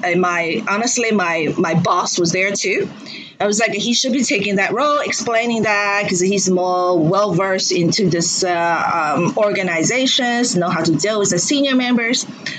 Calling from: Shanghai, China; Oh, I'm dialing from Shanghai, China right now.

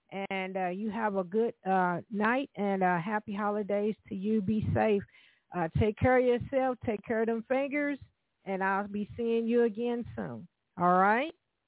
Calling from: Evansville, Indiana, United States; I'm calling from Evansville, Indiana, and we do have a jazz station down here at the University of Evansville, Jazz Flight 91.5 with John B.

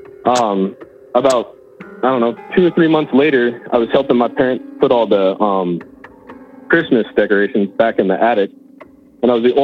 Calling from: Battle Ground, Washington, United States; I'm calling from Battleground, Washington, just north of Vancouver, Washington

